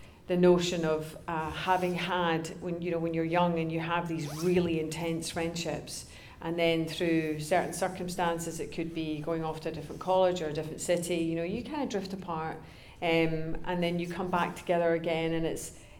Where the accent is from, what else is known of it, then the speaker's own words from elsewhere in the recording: Glasgow, Scotland, United Kingdom; moved away; also born or lived in Los Angeles; we're both from Glasgow